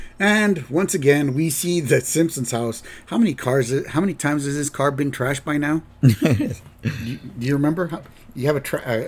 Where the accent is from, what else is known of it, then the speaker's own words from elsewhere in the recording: United States; Yeah, we're American.